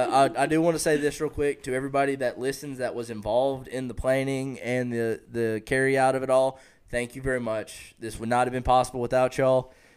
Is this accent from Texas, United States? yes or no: yes; East Texas, United States; I'm from East Texas.